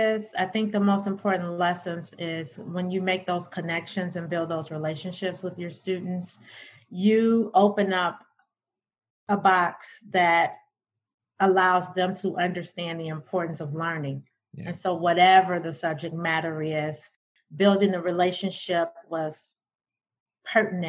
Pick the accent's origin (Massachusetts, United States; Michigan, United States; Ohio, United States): Michigan, United States; Detroit; I'm a native Detroiter, born and raised in Detroit. East Side child.